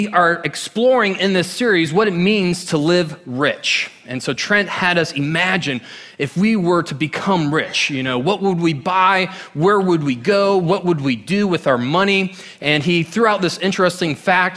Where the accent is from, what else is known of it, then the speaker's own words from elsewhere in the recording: Orlando, Florida, United States; I grew up in Orlando for 18 years